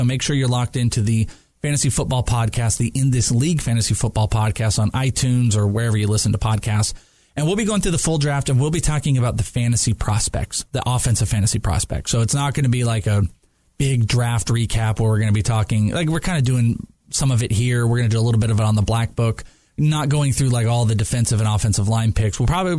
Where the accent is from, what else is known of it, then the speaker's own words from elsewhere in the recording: Wales, United Kingdom; I'm Welsh.